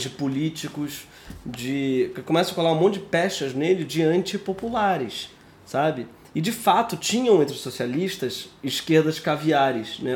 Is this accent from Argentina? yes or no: no; Brazil